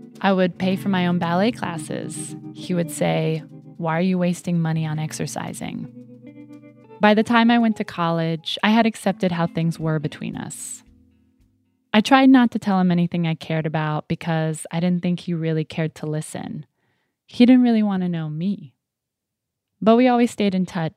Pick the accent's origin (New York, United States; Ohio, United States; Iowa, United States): Ohio, United States; moved away as an adult; my hometown in Ohio